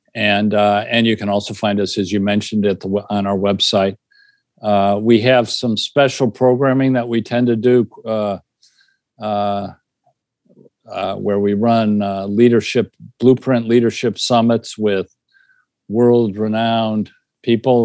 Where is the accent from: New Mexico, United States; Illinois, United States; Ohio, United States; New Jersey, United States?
Illinois, United States; I grew up in Illinois